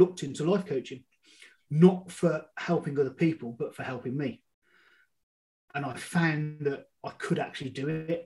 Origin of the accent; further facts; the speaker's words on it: Birmingham, West Midlands, United Kingdom; I'm from Birmingham, UK, not Alabama. I was brought up on an estate in Birmingham.